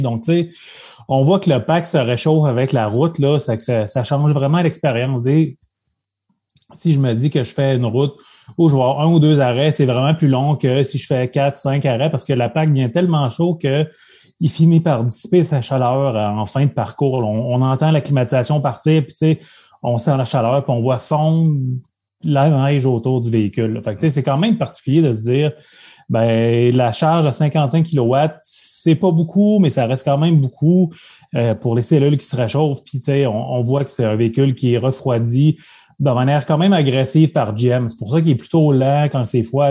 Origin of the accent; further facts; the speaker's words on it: Abitibi, Quebec, Canada; moved away as an adult; now in Quebec City, Canada; je suis natif d'Abitibi, donc j'habite la région de Québec depuis presque une vingtaine d'années